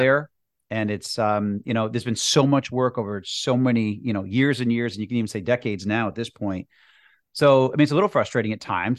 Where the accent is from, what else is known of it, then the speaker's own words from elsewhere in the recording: Massachusetts, United States; in Massachusetts